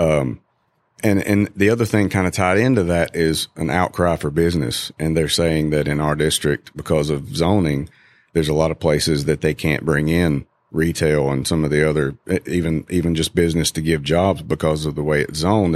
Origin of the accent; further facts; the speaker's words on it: Valdese, North Carolina, United States; now in Greenville, United States; I grew up in Valdez, North Carolina